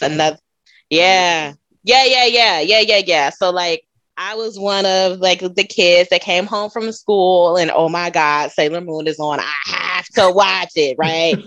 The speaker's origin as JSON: {"language": "English", "town": "Chicago", "region": "Illinois", "country": "United States", "moved": "as an adult", "lives_now": "Dallas, United States", "said": "I am from Chicago, Illinois. Well, I'm from the south suburbs of Chicago"}